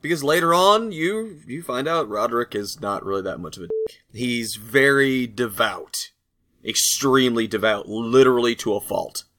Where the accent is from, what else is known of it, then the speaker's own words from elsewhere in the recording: United States; I'm American